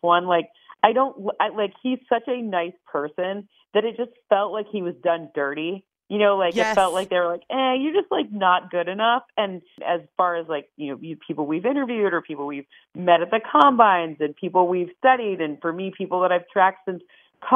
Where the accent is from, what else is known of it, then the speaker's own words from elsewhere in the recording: Michigan, United States; I'm from Michigan